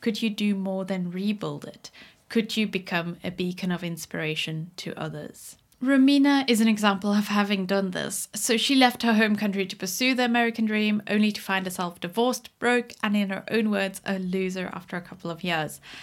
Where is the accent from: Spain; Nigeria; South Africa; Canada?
South Africa; moved away; where I grew up in South Africa